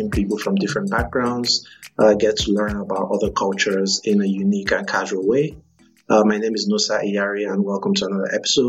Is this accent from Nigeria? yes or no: yes; Nigeria; now in Georgetown, United States; I'm from Nigeria. I'm African, and we don't really have things like that where I come from